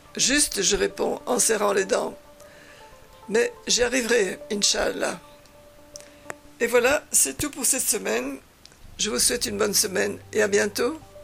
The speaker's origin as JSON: {"language": "French", "country": "Belgium", "also_born_or_lived": "Spain", "moved": "yes", "said": "je viens de Belgique"}